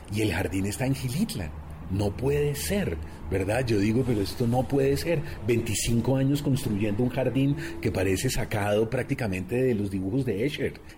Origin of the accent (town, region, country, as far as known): Colombia